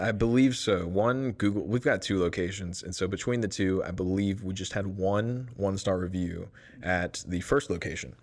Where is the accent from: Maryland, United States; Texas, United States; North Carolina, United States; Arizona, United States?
Texas, United States; Lake Jackson; moved away as an adult; now in Waco, United States; I'm from Lake Jackson, Texas. So it's about an hour south of Houston